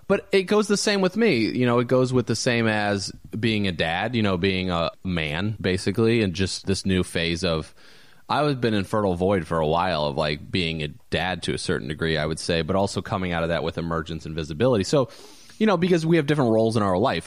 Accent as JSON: {"language": "English", "town": "Valparaiso", "region": "Indiana", "country": "United States", "tie": "born or raised there", "moved": "yes", "said": "a friend of mine that I went to high school with, actually, that I grew up with in Valpo"}